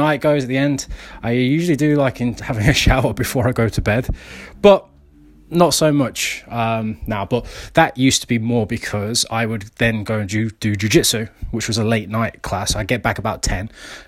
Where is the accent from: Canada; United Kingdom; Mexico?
United Kingdom; I'm British